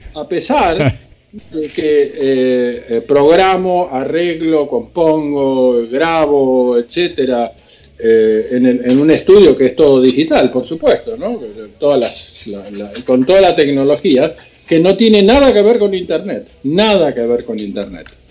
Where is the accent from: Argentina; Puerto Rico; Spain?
Argentina; now in United States; soy argentino, estamos en Estados Unidos